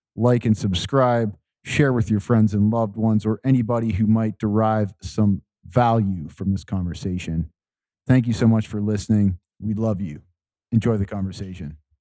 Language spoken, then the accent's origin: English; Ontario, Canada; I grew up near the Great Lakes. I grew up in Ontario